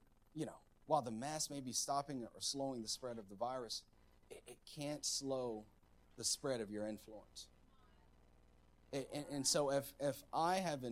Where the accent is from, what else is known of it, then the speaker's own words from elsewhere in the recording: United States; I'm all American.